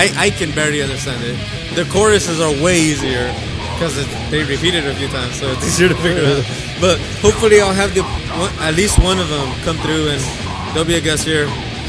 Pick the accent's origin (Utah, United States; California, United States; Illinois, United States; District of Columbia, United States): California, United States; Salinas; I'm from Salinas